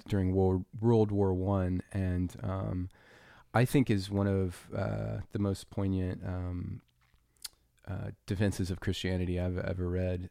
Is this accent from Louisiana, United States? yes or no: yes; Louisiana, United States; I was raised in Louisiana